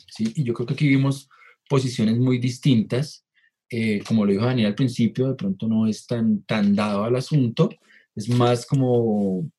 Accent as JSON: {"language": "Spanish", "country": "Colombia", "said": "nosotros como, como Latinoamérica, como Colombia"}